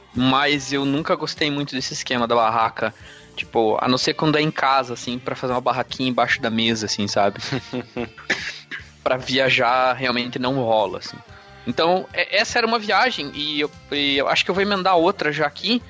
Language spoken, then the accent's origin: Portuguese; Curitiba, Paraná, Brazil; eu sou aqui de Curitiba e é isso. Nascido, criado e vivido.